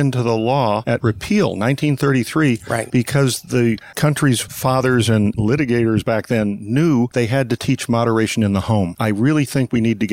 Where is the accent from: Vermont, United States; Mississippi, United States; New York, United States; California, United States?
California, United States; St. Helena; from the time I was 6 months old, of growing up literally 100 yards from the Charles Krug Winery